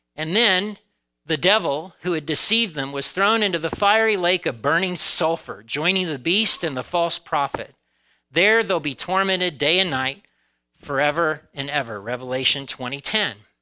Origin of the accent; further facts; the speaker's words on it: Indiana, United States; my home state of Indiana